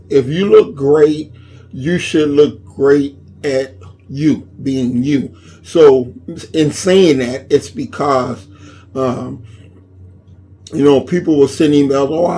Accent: Inglewood, California, United States; I was born and raised in Inglewood from the time I was born to when I moved in my 20s

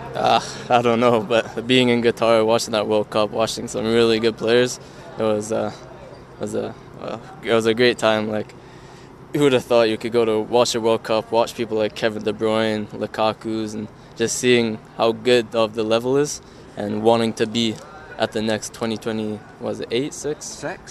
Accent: New Zealand; now in Canada; I was born and I lived half my life there, yeah. so at heart I'm a Kiwi

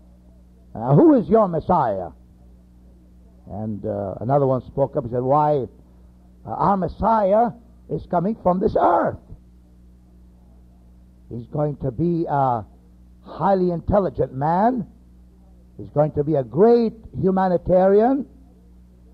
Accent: United States; we are from America

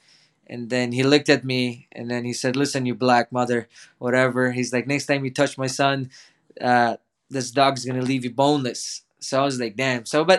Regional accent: Toronto, Ontario, Canada; English is a second language; And then we went to Toronto, and then I grew up in Toronto. I started in grade 8 right away with no English.

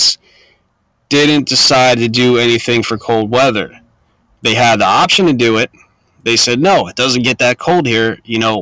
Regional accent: New Jersey, United States; moved away; I'm originally from New Jersey

